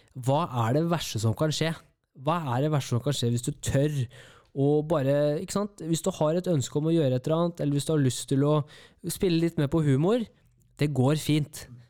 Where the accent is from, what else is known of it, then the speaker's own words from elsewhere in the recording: Kongsvinger, Innlandet, Norway; jeg er fra Kongsvinger